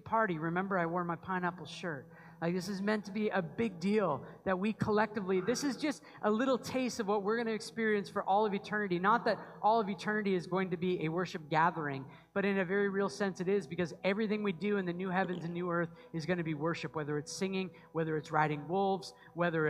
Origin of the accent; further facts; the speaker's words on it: just outside of Portland, Maine, United States; I grew up just outside of Portland, Maine